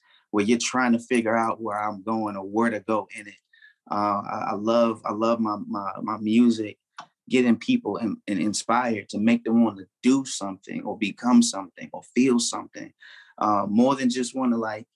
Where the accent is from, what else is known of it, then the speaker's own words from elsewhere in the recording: Chicago, Illinois, United States; also born or lived in Memphis / Atlanta; now in Phoenix, United States; I grew up in Chicago, but at the same time, like, I lived in Memphis as well. You know what I'm saying? I lived in ATL as well. I'm in Phoenix now.